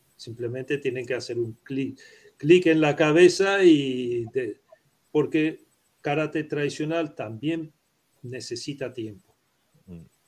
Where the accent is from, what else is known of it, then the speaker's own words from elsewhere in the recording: Uruguay; Spanish is a second language; also born or lived in Prague, Czech Republic; yo soy uruguayo.